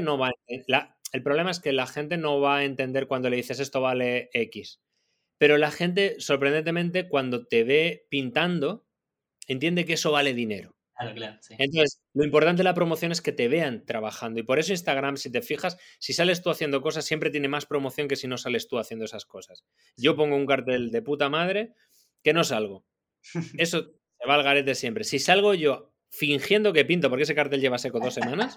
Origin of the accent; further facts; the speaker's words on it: Madrid, Community of Madrid, Spain; moved away as an adult; now in Barcelona, Spain; También vivo en Barcelona y he y crecí en Madrid